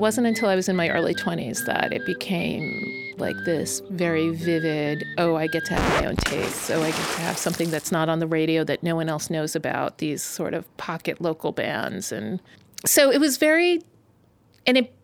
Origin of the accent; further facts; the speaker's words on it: New York City, New York, United States; moved away as an adult; also born or lived in Pennsylvania; I'm from Brooklyn, New York